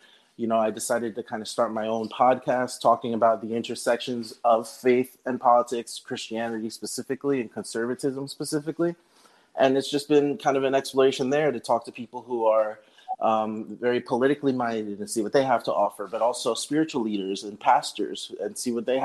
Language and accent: English; Northern New Jersey, United States; I was born and raised in New Jersey, all around, really, Patterson, Hawthorne, pretty much northern Jersey